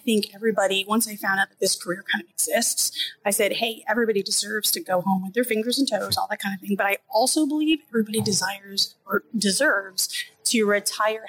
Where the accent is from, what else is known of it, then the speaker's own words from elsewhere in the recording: Orlando, Florida, United States; I'm from Orlando, Florida, and the school is the University of South Florida in Tampa.